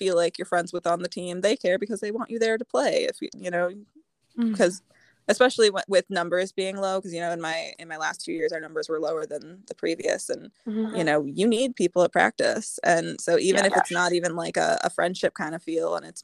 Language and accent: English; Indiana, United States; I'm from Indiana